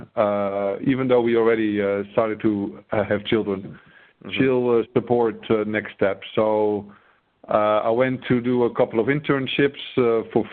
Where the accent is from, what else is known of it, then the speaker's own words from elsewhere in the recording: northern Netherlands, Netherlands; I grew up in the Netherlands. In the north of the Netherlands